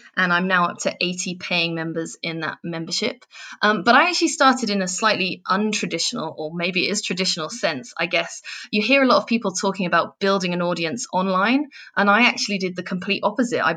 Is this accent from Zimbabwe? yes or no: no; England, United Kingdom; if you haven't worked out from the accent yet, I'm from England.